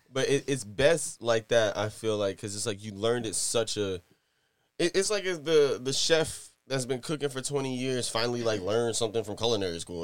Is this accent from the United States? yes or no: yes; Virginia, United States; also born or lived in New York; I'm originally from New York, but I grew up in Virginia. So, like, I got to literally, I guess, like you know, I was in New York and at like eight years old, I came down here